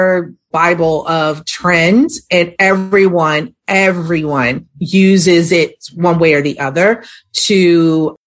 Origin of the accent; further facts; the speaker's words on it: Baltimore, Maryland, United States; now in Atlanta, United States; I'm actually from the city of Baltimore